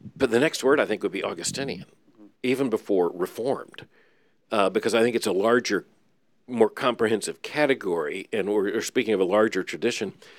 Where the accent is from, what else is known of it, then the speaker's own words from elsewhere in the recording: Florida, United States; I grew up in Florida